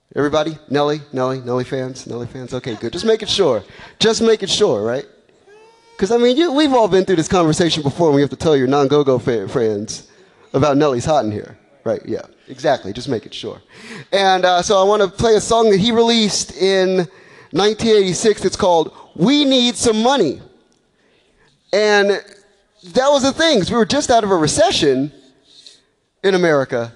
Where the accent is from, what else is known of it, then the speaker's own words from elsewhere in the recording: Washington, District of Columbia, United States; I grew up on Eastern Avenue, over by Deanwood